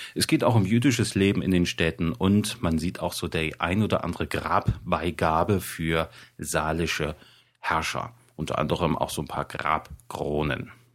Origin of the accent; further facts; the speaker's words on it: Thuringia, Germany; mir als Thüringer